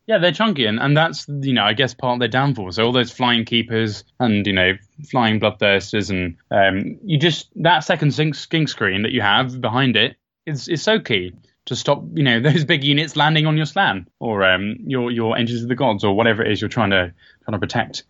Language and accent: English; Bedford, East of England, United Kingdom; moved away; I'm from Bedford originally